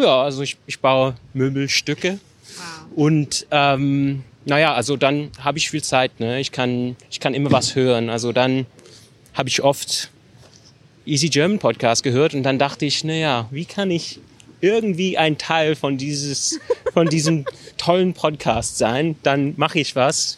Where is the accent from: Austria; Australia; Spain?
Australia; German is a second language; Also ich komme aus Australien